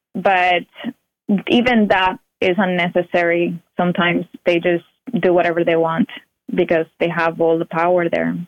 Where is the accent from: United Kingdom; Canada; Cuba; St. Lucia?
Cuba; now in United States; I was born in Cuba. My parents were born in Cuba as well, and um, I didn't know any better the whole time that I lived there